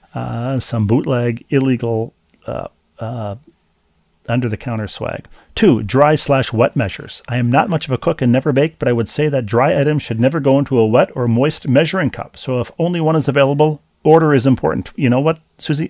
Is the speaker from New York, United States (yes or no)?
yes; New York metropolitan area, United States; a Jewish kid growing up in the New York metropolitan area